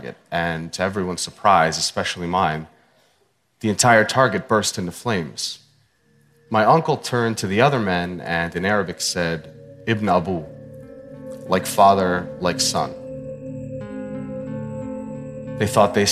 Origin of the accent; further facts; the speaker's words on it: Pittsburgh, Pennsylvania, United States; I was born in Pittsburgh, Pennsylvania in 1983